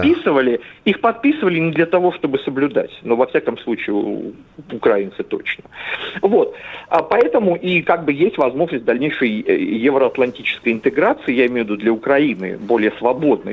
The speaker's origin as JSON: {"language": "Russian", "region": "Central Black Earth Region", "country": "Russia", "tie": "born or raised there", "said": "я вообще родом из Черноземья"}